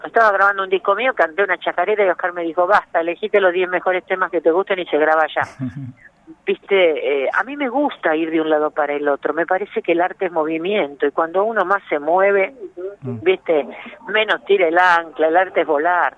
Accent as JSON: {"language": "Spanish", "region": "Buenos Aires", "country": "Argentina", "tie": "born or raised there", "said": "en Barracas, que pleno barrio porteño"}